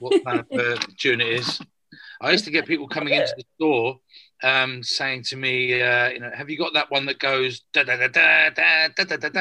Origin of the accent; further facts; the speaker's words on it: Margate, South East England, United Kingdom; moved away as an adult; also born or lived in London; I was born in London. We moved to Margate in the 70s. So I spent most of my school life in the 70s and early 80s in Margate and Cliftonville and Broadstairs, that kind of area